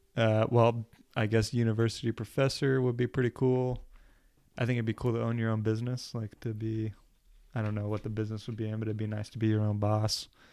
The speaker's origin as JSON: {"language": "English", "region": "New Jersey", "country": "United States", "tie": "born or raised there", "also_born_or_lived": "Oklahoma", "said": "I'm from Oklahoma, but I went to high school in New Jersey. So when people ask me where I'm from, I say New Jersey"}